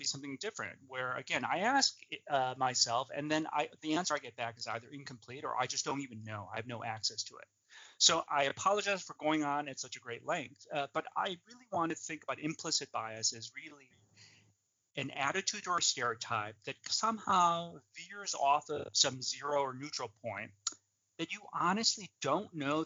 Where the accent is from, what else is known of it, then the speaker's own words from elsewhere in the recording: outside of Chicago, Illinois, United States; I grew up outside of Chicago, Illinois